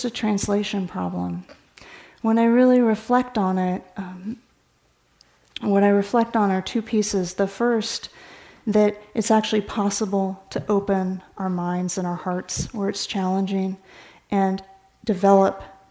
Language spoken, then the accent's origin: English; California, United States; I grew up in California